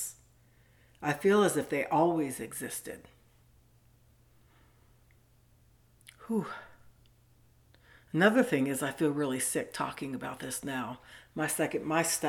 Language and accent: English; Southern California, United States; I grew up in Southern California in the 70s at the beach